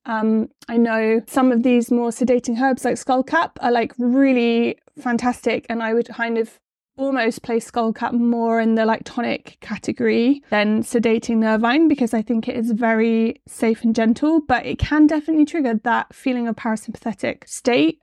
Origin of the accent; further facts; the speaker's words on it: West Country, South West England, United Kingdom; accent: West Country; my West Country accent